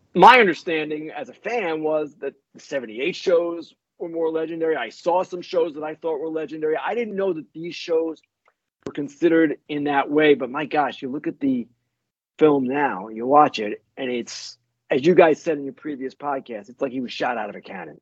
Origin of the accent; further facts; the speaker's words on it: Oyster Bay, New York, United States; I grew up on Long Island, North Shore, Long Island, Oyster Bay High School